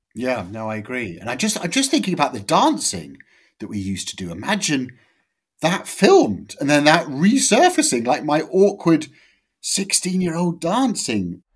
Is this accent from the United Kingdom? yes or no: yes; Amersham, South East England, United Kingdom; I'm from Amersham